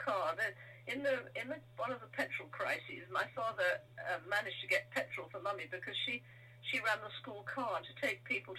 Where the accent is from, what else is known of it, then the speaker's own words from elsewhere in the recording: Chislehurst, London, United Kingdom; moved away as an adult; also born or lived in Newcastle / Canterbury; I grew up in Chislehurst